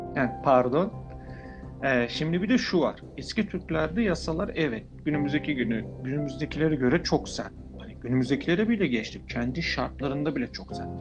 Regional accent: Turkey; first language Turkish; Ben artık Türk kültürü ve Türk diliyle büyüm, doğmuş, yaşamış, büyümüşüm.

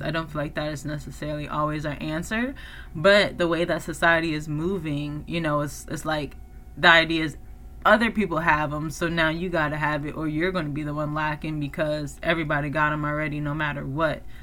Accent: East Coast, United States; moved away; I come from the East Coast where it's like very government oriented like you know because it's like that's where washington dc is

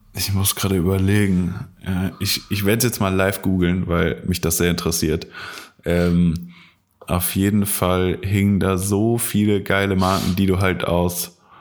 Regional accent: Koblenz, Rhineland-Palatinate, Germany; bei uns in Koblenz gab es halt einen Laden

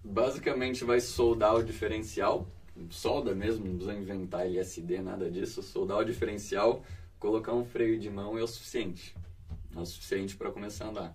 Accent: interior of São Paulo, Brazil; eu venho do interior de São Paulo

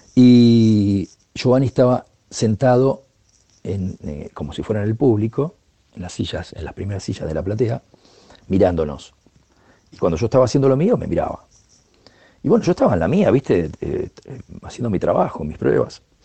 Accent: Argentina; soy un percusionista argentino

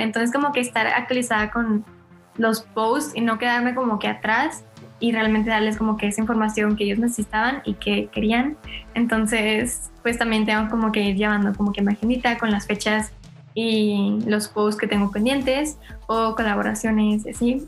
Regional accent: Monterrey, Nuevo León, Mexico; soy de Monterrey, tengo 18 años

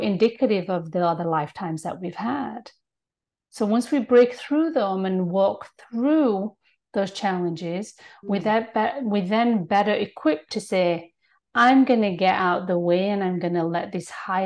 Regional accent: United Kingdom; now in Toronto, Canada; I'm born and raised in Britain.

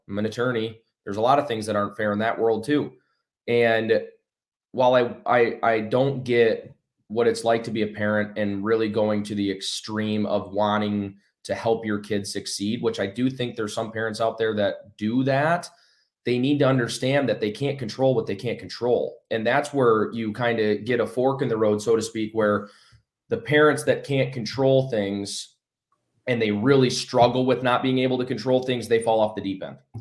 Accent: Battle Creek, Michigan, United States; Battle Creek, Michigan is where I, uh, you know, was born and raised

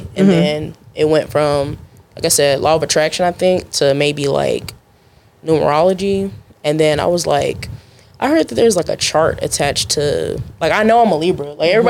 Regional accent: Arlington, United States; I'm originally from Arlington. Okay. So like I'm from the area.

